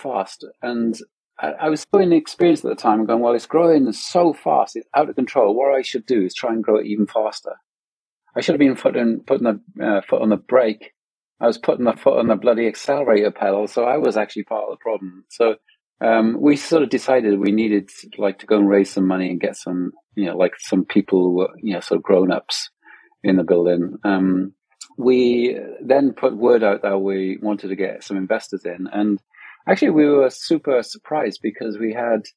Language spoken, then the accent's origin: English; Wales, United Kingdom; moved away; also born or lived in London; we're from Wales originally